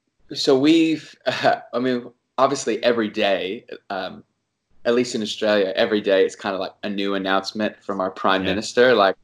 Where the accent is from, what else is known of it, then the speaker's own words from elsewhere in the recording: Long Beach, California, United States; born there; I was born in California. I was born in Long Beach.